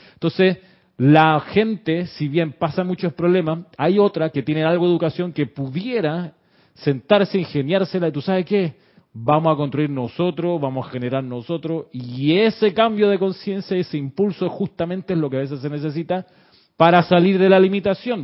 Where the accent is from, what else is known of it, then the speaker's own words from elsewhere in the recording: Chile; now in Panama; sí soy panameño, pero también me crié en Chile